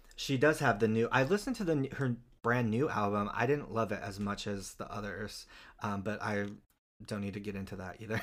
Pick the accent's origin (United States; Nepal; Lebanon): United States; Utah; moved away; I'm from Utah